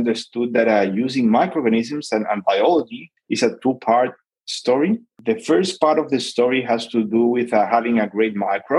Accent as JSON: {"language": "English", "town": "Santiago", "region": "Santiago Metropolitan Region", "country": "Chile", "tie": "born or raised there", "said": "I'm originally from born and raised in Santiago, Chile"}